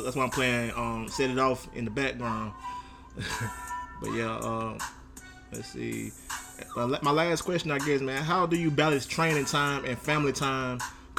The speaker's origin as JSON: {"language": "English", "town": "Troy", "region": "Alabama", "country": "United States", "tie": "born or raised there", "said": "Big shout out to Alabama, Troy, Alabama, my hometown. The state of Alabama, my home state."}